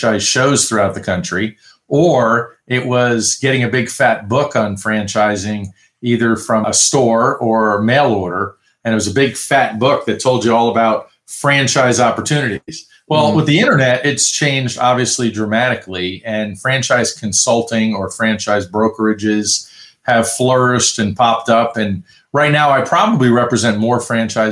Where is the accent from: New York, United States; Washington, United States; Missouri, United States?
New York, United States; I grew up in New York